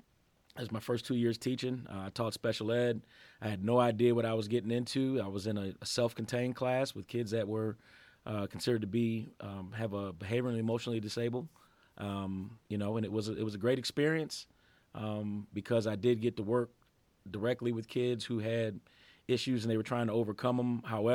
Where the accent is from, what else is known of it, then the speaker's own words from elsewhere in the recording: Buffalo, New York, United States; also born or lived in Massachusetts / New Hampshire / Ohio; Well, I'm originally from Buffalo, New York. I spent most of my life there and most of my family's there. I moved around a bunch when I was younger, though. I was born in Massachusetts. I lived in New Hampshire.